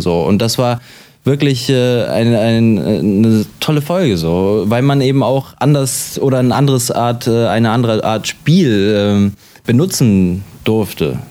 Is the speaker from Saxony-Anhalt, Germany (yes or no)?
no; Hanover, Lower Saxony, Germany; ich bin in Deutschland geboren, äh, wie Sie gesagt haben, und habe mein ganzes Leben in Deutschland verbracht